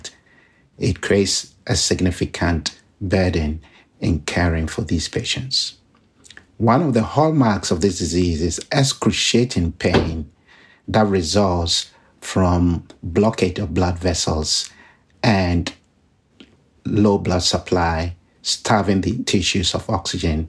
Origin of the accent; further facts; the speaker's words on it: Ghana; moved away; I was born in Ghana, in West Africa, which has a high burden of disease